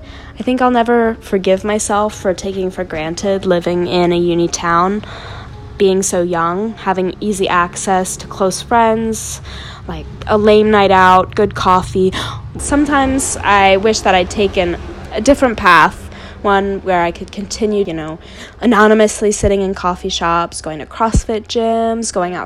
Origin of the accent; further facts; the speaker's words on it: Boston, Massachusetts, United States; also born or lived in Albania; I'm from Boston, but I'm like from Albania.